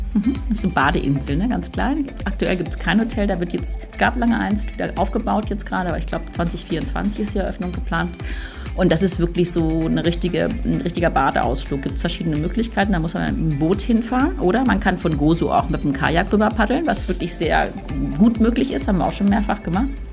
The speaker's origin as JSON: {"language": "German", "country": "Germany", "said": "als Deutscher"}